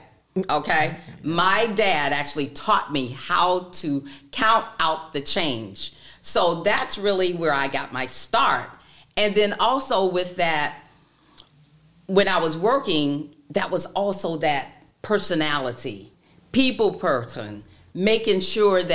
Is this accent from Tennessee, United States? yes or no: no; Daytona Beach, Florida, United States; I am born and raised in Daytona Beach, Florida.